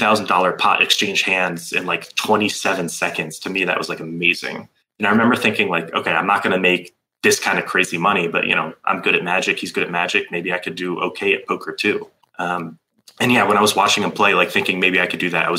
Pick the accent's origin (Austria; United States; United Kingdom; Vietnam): United States; Fairfax, Virginia; moved away; also born or lived in California / Malta / Toronto / Vancouver; I grew up in Fairfax, Virginia, which is a nice little suburb of DC, a great place to grow up.